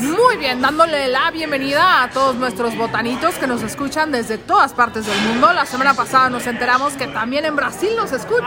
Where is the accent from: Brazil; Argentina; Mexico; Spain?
Mexico; nosotros como mexicanos